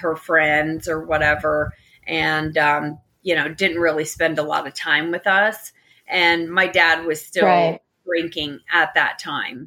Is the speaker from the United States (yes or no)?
yes; Daytona Beach, Florida, United States; also born or lived in Tampa; I'm from Daytona